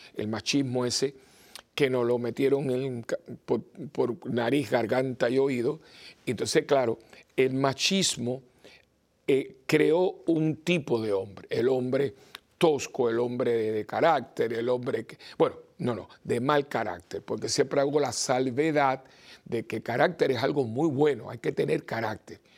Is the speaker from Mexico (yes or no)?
no; Puerto Rico; Yo vengo de Puerto Rico